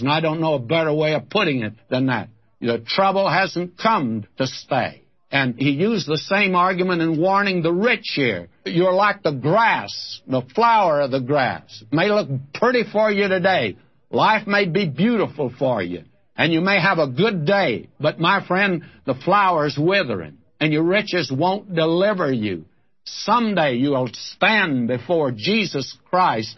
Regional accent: Texas, United States; now in Southern California, United States; I'm a Texan who wants to go back there. That's where I lived as a boy

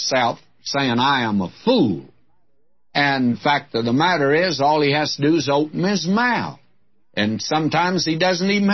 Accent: Detroit, Michigan, United States; when I was a young fellow growing up in my teens, and I was away from God then, I can tell you that, in Detroit

